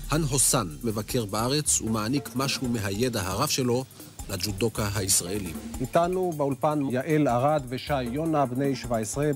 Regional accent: Tirat Carmel, Haifa District, Israel; אני בא מעיר קטנה שהיה לה שם מאוד בעייתי אה, כשהיינו ילדים, טירת כרמל

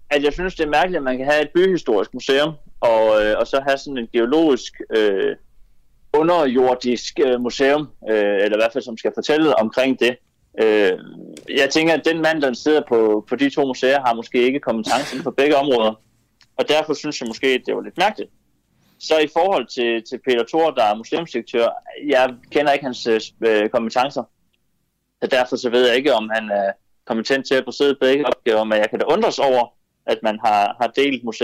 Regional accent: Denmark; jeg tænker lidt, at, at vi har ytringsfriheden hjemme i Danmark.

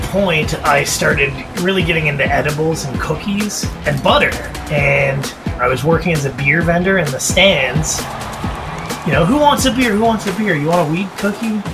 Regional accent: Toronto, Ontario, Canada; when I was growing up in Toronto

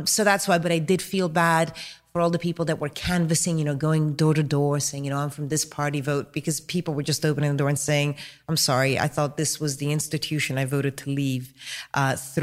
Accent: Denmark; also born or lived in Italy; now in United Kingdom; I've got two passports, Italian and British, but I grew up in Denmark, so I always kind of like fudge in and say, oh, you know, I'm kind of Danish

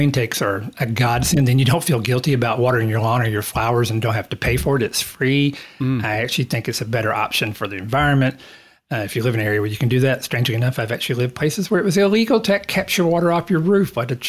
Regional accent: East Texas, United States; moved away as an adult; now in Australia; I'm from East Texas. It's the place where you see the giant cypress trees. Think of the deep old South, moss hanging from the trees

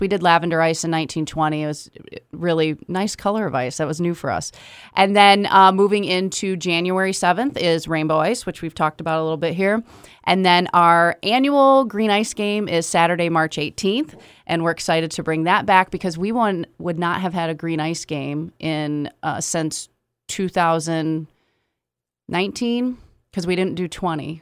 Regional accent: Kalamazoo, Michigan, United States; I am, born and raised here

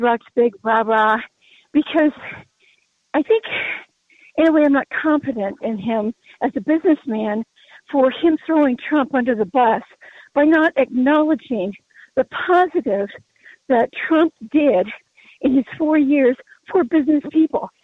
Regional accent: Colorado, United States; I'm from Colorado, been around a long time.

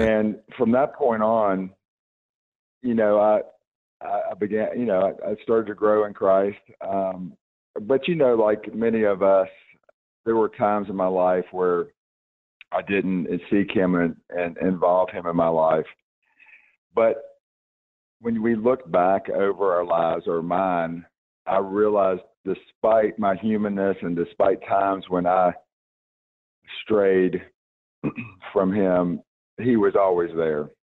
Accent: Roanoke, Virginia, United States; also born or lived in Salem, Virginia; I am from a, uh, an area called Roanoke, Virginia

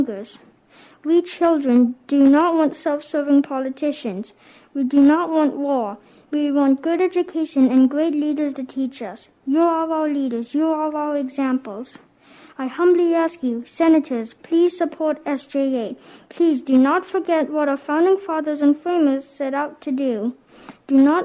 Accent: Mechanicsville, Maryland, United States; I am 10 years old, and I'm from Mechanicsville, Maryland.

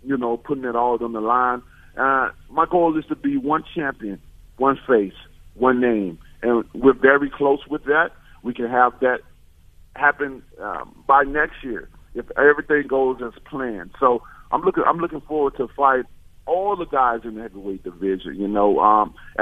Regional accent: Alabama, United States; I'm from Alabama

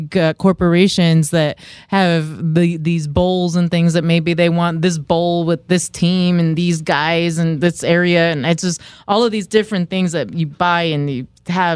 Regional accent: the Bay Area, California, United States; I grew up in the Bay too

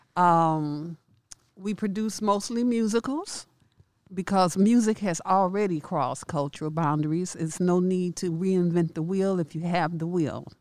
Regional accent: Chicago, Illinois, United States; growing up in Chicago.

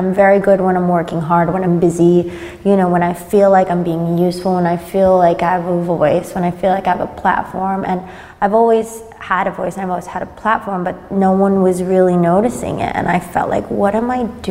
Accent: San Francisco, California, United States; also born or lived in Madrid, Spain / Berlin, Germany; now in Sydney, Australia; I grew up in San Francisco

